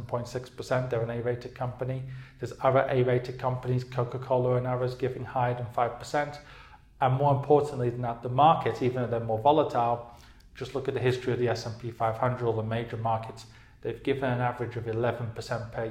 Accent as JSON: {"language": "English", "country": "United Kingdom", "moved": "yes", "said": "I'm from the UK, obviously, as you can tell by my accent"}